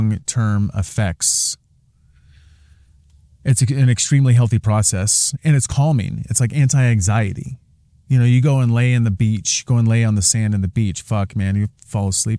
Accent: Portland, Oregon, United States; also born or lived in Seattle / Sedona; growing up in Portland

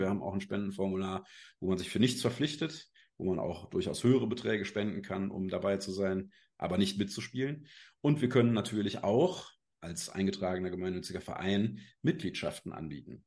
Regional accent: Cologne, North Rhine-Westphalia, Germany; now in Rureifel, Germany; komme aus der schönen Ruhreifel, bin zwar gebürtiger Kölner, aber uns hat es mittlerweile aufs Land verschlagen

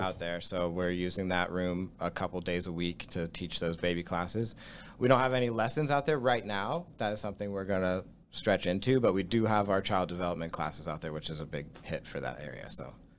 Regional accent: Latrobe, Pennsylvania, United States; I grew up in Latrobe. Like, I lived here my whole

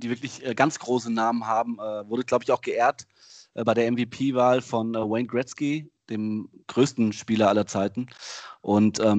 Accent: Germany; irgendwie als Deutscher so kriegt man das gar nicht mit so

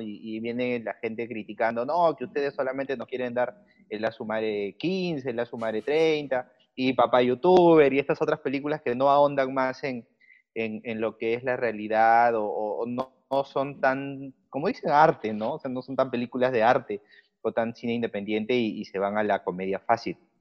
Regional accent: Lima, Peru; yo soy limeño, soy peruano.

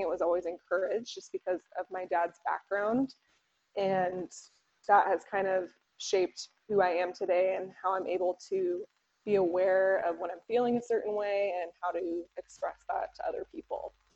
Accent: San Diego, California, United States; moved away; also born or lived in Boise; I grew up in San Diego

